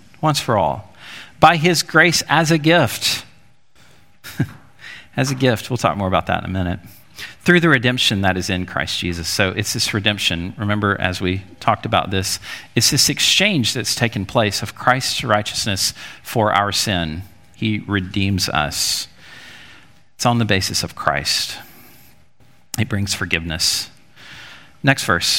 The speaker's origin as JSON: {"language": "English", "region": "Alabama", "country": "United States", "tie": "born or raised there", "said": "Growing up in Alabama"}